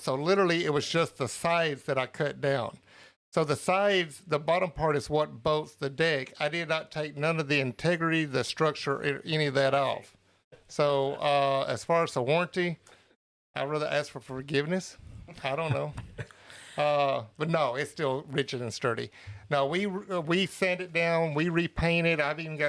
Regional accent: California, United States; …, where are you located? I'm from SoCal.

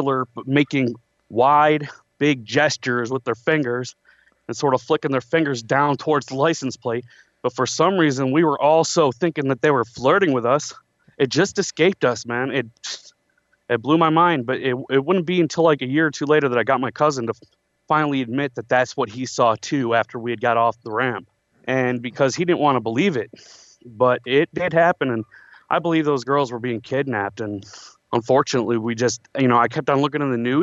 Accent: Westland, Michigan, United States; I'm from Westland, Michigan

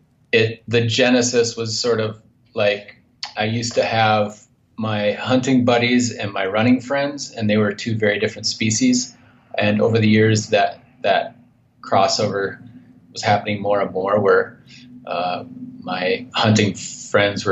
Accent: north central Minnesota, United States; moved away as an adult; now in Montana, United States; I grew up in Minnesota, in north central Minnesota

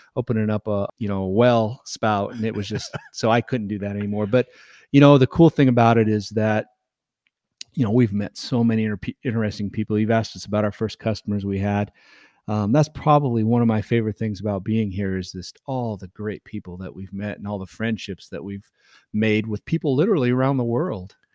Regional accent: Nebraska, United States; born and raised in Nebraska

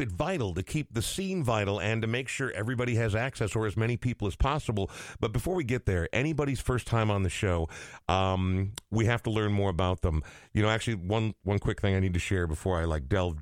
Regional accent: Coon Rapids, Minnesota, United States; now in Minneapolis, United States; I came from Coon Rapids and got to Minneapolis the freaking second I could

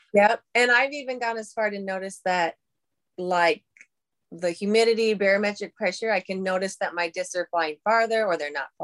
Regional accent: Pipestone, Minnesota, United States; I'm from Pipestone, Minnesota

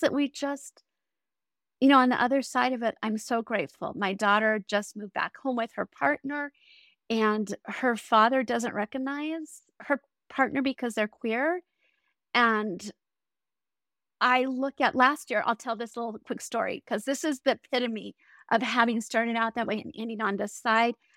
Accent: Colorado Springs, Colorado, United States; I grew up in Colorado Springs

